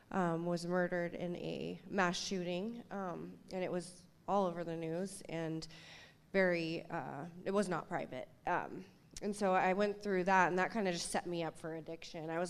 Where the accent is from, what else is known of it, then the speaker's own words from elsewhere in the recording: Seattle, Washington, United States; I grew up here in Seattle, and I was very Seattle